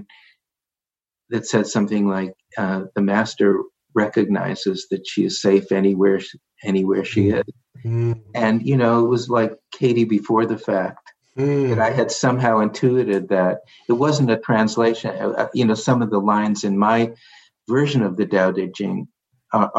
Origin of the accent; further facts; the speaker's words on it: New York, United States; being a New Yorker